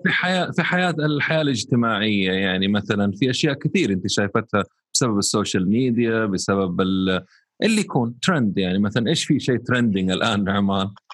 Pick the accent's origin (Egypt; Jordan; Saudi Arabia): Saudi Arabia; عندنا هنا في السعودية